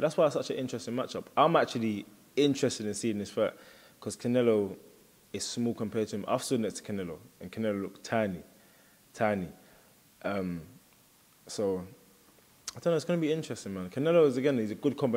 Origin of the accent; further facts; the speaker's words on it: United Kingdom; I'm half Bajan, half Jamaican. But I'm British